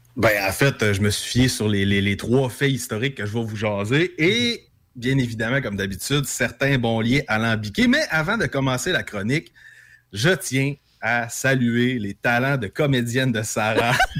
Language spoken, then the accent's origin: French; native region around Saint-Honoré, Quebec, Canada; s'il y a un endroit où la langue française dans les shops est maganée, ben c'est un peu dans ma région natale